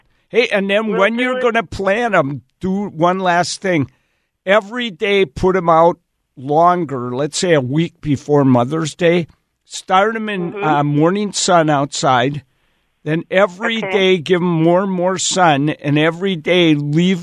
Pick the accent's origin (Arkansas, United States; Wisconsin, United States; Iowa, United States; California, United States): Wisconsin, United States; moved away; I grew up in Wisconsin